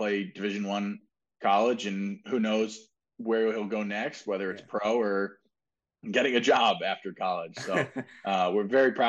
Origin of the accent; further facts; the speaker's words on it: Indianapolis, Indiana, United States; I was like, "I grew up here in Indy," and I was like, "and I've been playing hockey here in Indy for about 20 years.